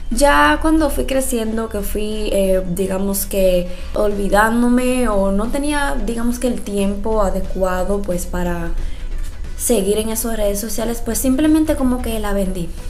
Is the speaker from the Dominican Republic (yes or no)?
yes; Dominican Republic; soy dominicana, 100% dominicana, aunque muchas veces no se escuche así